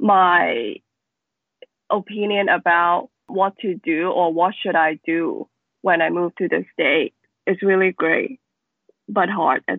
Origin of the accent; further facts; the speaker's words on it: Macau; So I was born in Macau. It is a very small city, as known as one of the most densely populated city in the world. It has a very important impact on me and my work. I think mostly of my work, they are dealing with my childhood and the experience that I grew up here